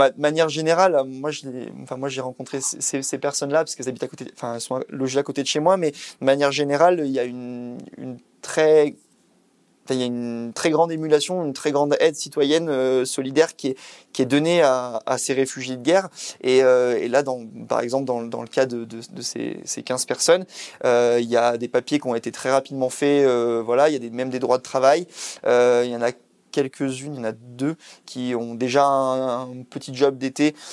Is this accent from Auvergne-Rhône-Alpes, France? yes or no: yes; Isère, Auvergne-Rhône-Alpes, France; moved away; je suis originaire de l'Isère